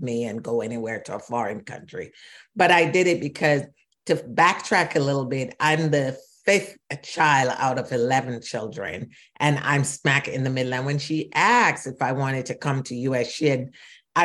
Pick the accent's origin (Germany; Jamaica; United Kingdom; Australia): Jamaica; Kingston; moved away as an adult; also born or lived in Shawnee Mission, Kansas; now in United States; I was born in Kingston, Jamaica, and came to this country at the age of 19.